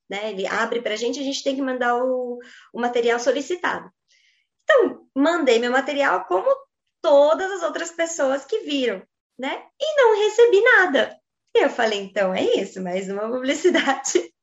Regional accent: Brazil; nós que somos brasileiras

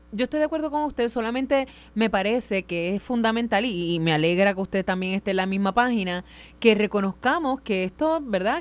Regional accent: Caguas, Puerto Rico; yo soy de Cañaboncito

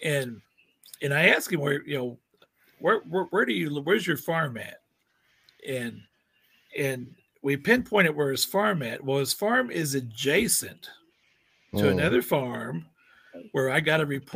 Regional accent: Cape Girardeau, Missouri, United States; I'm from Southeast Missouri, Mississippi River City, Cape Girardeau, about 100 miles south of St. Louis

